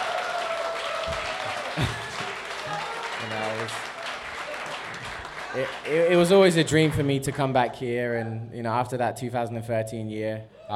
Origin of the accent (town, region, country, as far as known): Norwich, East of England, United Kingdom; born or raised there; moved away as an adult; also born or lived in Cuckfield, West Sussex; now in Orlando, United States